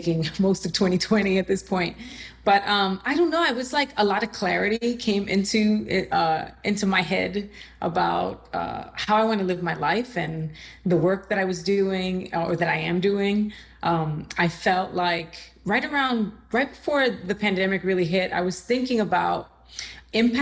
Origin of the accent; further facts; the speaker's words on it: New York City, New York, United States; also born or lived in Puerto Rico; I am from the Bronx. I'm a New Yorker, and I grew up in Puerto Rico for about 6 years, my formative years when I was 9 to 15.